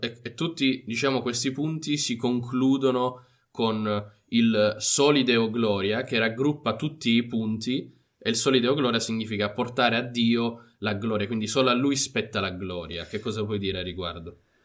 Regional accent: Italy; crescendo in Italia abbiamo la Chiesa cattolica che è ovunque e quindi anche a scuola

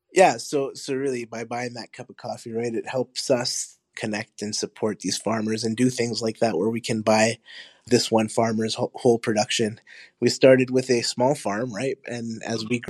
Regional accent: Honduras; now in Winnipeg, Canada; I was born in Honduras. My family is from Honduras.

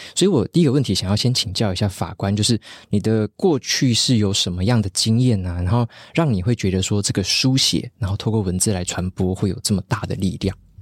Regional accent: Taiwan; 我们台湾人

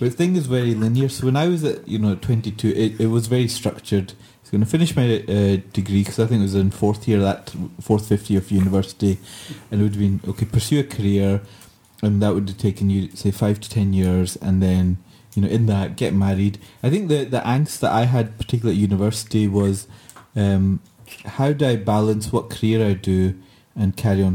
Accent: Glasgow, Scotland, United Kingdom; I said, Glasgow

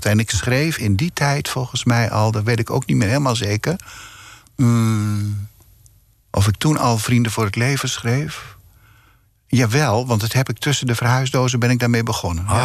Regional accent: Groet, North Holland, Netherlands; born there; Ik ben geboren in Groet en ik heb daarna op allerlei plekken in Nederland gewoond. In Almelo, in, in Arnhem, op allerlei plekken.

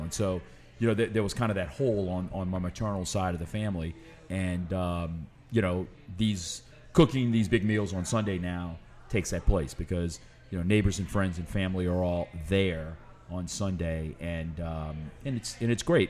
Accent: New Orleans, Louisiana, United States; also born or lived in Lafayette; I've never lived anywhere else

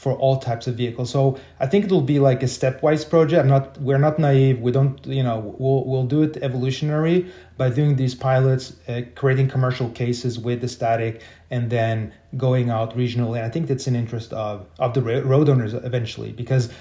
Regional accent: Sweden; I'm from Sweden

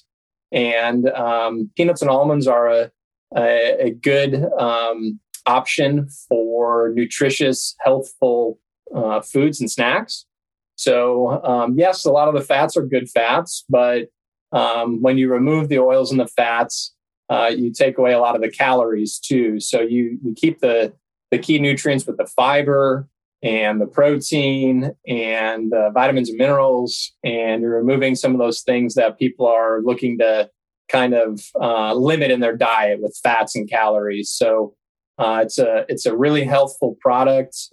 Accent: Buffalo, New York, United States; moved away as an adult; also born or lived in St. Simons Island, Georgia; I was born and raised in Buffalo, New York

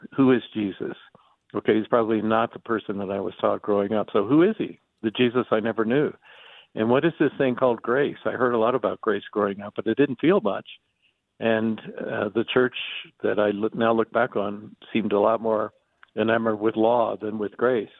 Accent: Atlanta, Georgia, United States; I grew up in Atlanta, Georgia

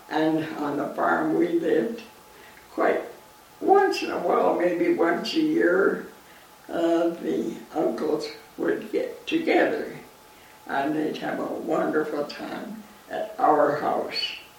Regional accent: Linden, Alberta, Canada; I was born in the Linden area. That's where I took all my schooling. I was raised on a farm

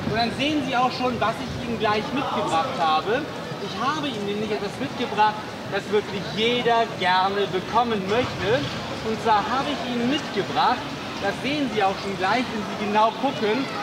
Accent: Northern Germany, Germany; Wir sind äh, ganz, ich sag mal so, ungläubig aufgewachsen, wie Norddeutsche, also wir sind Norddeutsche.

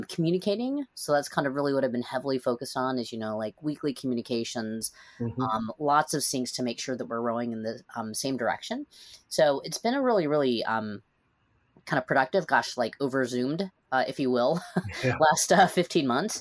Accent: Seattle, Washington, United States; now in San Francisco Bay Area, United States; I'm originally from Seattle, so not too far away

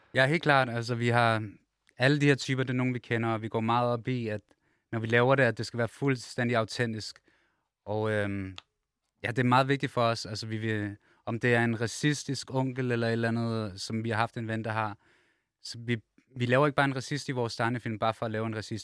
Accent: Copenhagen, Capital Region of Denmark, Denmark; vi kommer alle sammen fra København, og alle sammen vokset op sådan steder

